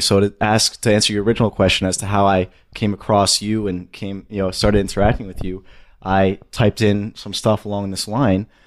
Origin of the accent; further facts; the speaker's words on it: suburbs of New York City, United States; I'm from the suburbs of New York City